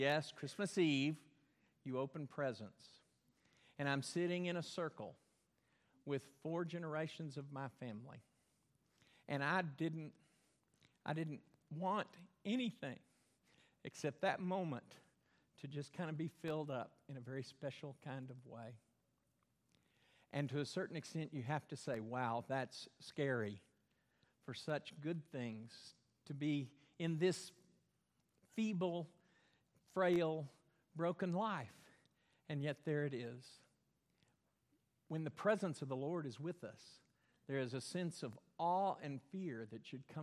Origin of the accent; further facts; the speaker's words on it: Belton, Texas, United States; Where I grew up in Belton, there was a dam, Belton Dam, built way up high